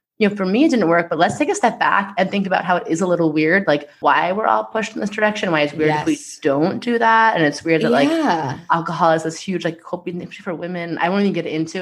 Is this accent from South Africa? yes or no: no; Long Island, New York, United States; I'm from Long Island and proud.